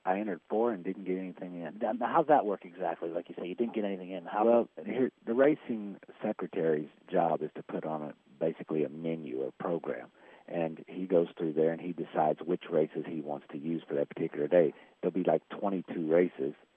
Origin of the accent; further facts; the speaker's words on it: Fort Smith, Arkansas, United States; also born or lived in Hot Springs, Arkansas; I'm from Fort Smith, Arkansas.